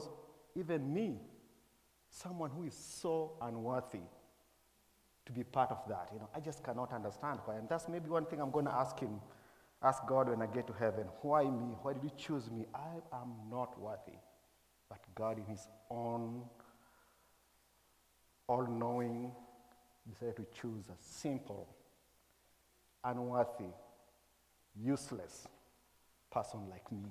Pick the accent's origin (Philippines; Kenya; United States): Kenya; moved away; I was born and raised in Kenya.